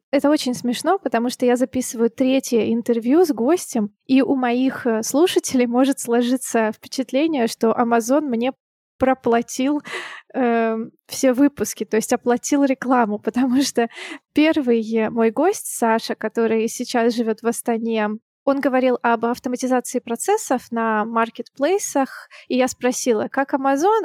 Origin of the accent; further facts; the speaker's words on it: Siberia, Russia; now in Saint Petersburg, Russia; как и я, сибиряк